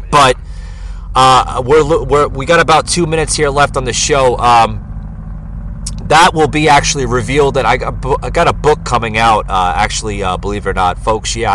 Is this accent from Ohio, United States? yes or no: no; New Jersey, United States; moved away as an adult; also born or lived in Fort Lauderdale, Florida; now in Georgia, United States; I grew up in New Jersey and spent a lot of my time in uh, Lower Manhattan before I moved down. Uh, you know, eventually I lived in Florida for like uh, about 14 years down in uh, Fort Lauderdale area, Miami, and then I moved here to Georgia about th- uh, three years ago.